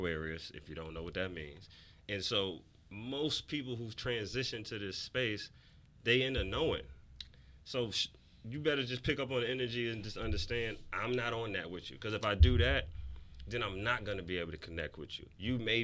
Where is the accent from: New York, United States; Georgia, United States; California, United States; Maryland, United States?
New York, United States; New York City; I'm from New York City